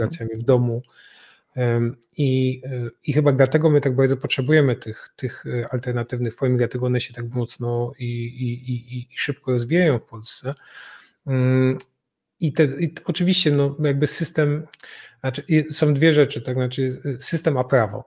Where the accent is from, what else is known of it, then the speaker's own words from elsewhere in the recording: Katowice, Silesian Voivodeship, Poland; placówkę w Katowicach, z czego się bardzo cieszę, bo to moje rodzinne miasto